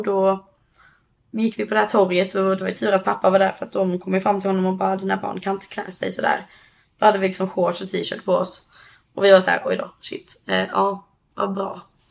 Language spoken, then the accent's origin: Swedish; Höganäs, Skåne, Sweden; moved away as an adult; now in California, United States; hos oss i Höganäs då där jag kommer ifrån